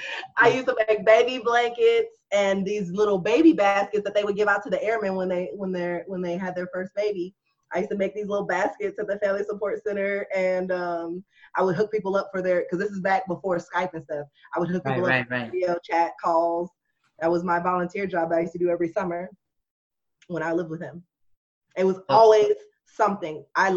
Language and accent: English; Japan; also born or lived in Panama; I was raised in Japan, and then I was in Panama.